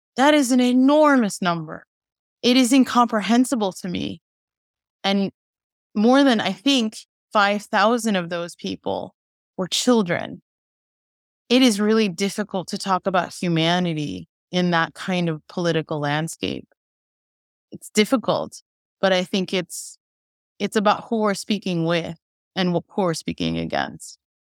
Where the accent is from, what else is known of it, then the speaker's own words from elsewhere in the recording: Chicago, Illinois, United States; I was born in Chicago